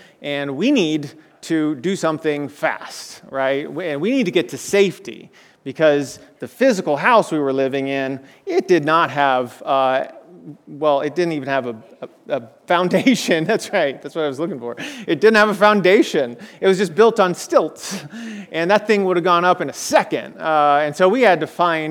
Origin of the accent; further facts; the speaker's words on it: South Florida, United States; moved away; the home I grew up in South Florida